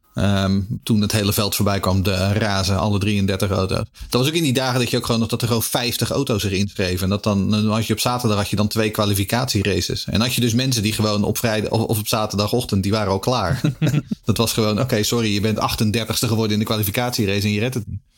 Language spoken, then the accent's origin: Dutch; Haarlem, North Holland, Netherlands; ik groeide op in Haarlem.